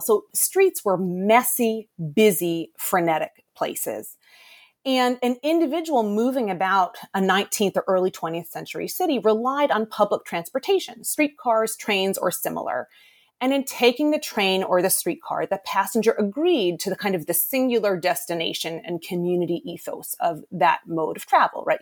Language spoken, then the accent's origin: English; Boston, Massachusetts, United States; I'm from Boston originally